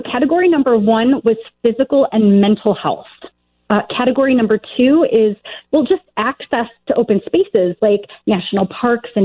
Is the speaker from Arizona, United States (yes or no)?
no; Joliet, Illinois, United States; now in Nevada, United States; I'm from Illinois, actually. I grew up in the Joliet area